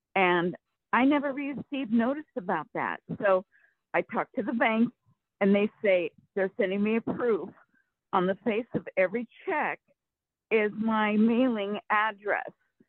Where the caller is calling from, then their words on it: Rancho Cordova, California, United States; from Rancho Cordova, California.